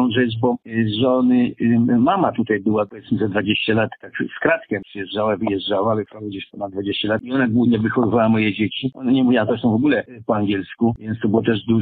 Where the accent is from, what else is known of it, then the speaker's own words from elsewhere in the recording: Poland; moved away as an adult; also born or lived in London, United Kingdom; now in Australia; w Londynie, jak uciekłem z Polski.